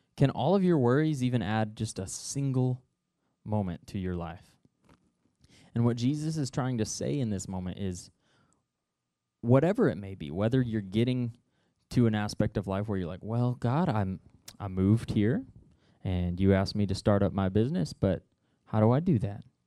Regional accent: Noel, Missouri, United States; I grew up in Nole, Missouri

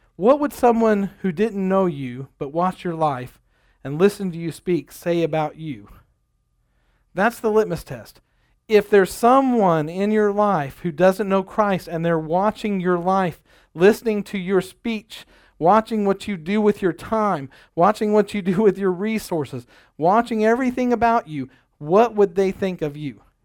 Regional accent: United States; I'm an American

